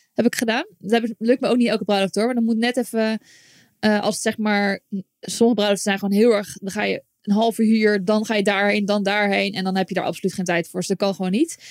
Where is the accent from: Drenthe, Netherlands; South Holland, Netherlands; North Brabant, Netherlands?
South Holland, Netherlands; Zoetermeer; moved away as an adult; also born or lived in Limburg; now in Utrecht, Netherlands; ik ben geboren in Limburg. In Limburg? En toen heel mijn leven Zoetermeer gewoond